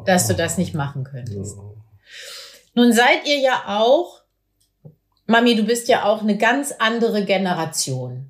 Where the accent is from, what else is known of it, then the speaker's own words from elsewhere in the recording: Meppen, Lower Saxony, Germany; in meiner Heimatstadt Meppen